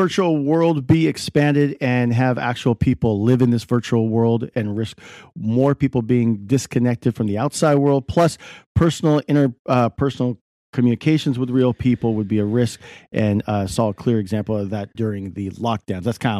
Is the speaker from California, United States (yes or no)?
yes; California, United States; We're from Silicon Valley. So, you know, we got to bring up the tech.